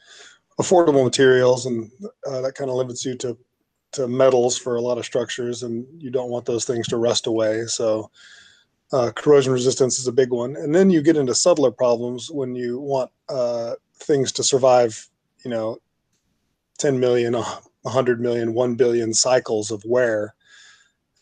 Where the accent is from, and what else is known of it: Austin, Texas, United States; born or raised there; moved away as an adult; also born or lived in Los Angeles, California